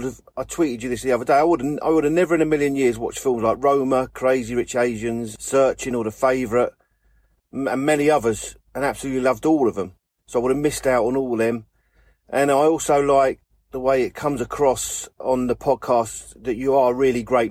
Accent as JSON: {"language": "English", "region": "London", "country": "United Kingdom", "said": "I'm from London. I'm a black cab driver"}